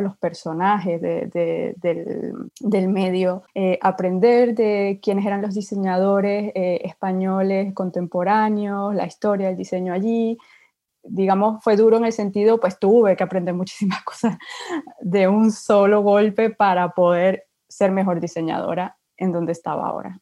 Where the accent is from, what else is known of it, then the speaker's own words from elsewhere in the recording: Venezuela; moved away as an adult; also born or lived in Spain; now in France; yo soy de Venezuela